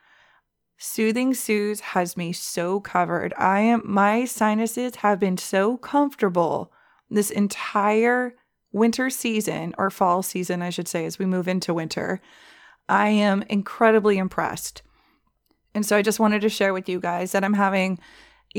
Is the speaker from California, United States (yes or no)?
yes; Southern California, United States; We're from Southern California